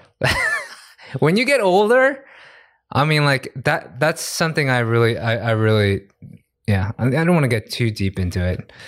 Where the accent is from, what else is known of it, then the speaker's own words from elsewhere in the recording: United States; I'm American